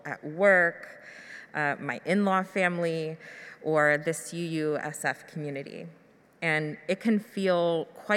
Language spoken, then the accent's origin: English; Louisville, Kentucky, United States; also born or lived in Albuquerque, New Mexico; We moved from Albuquerque to Louisville, Kentucky for my middle school and high school years.